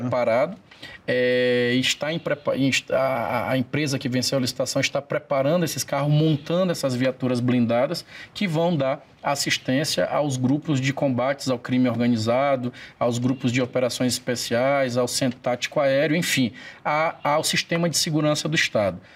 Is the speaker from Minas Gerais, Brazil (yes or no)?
no; Imperatriz, Maranhão, Brazil; que é minha terra natal, Imperatriz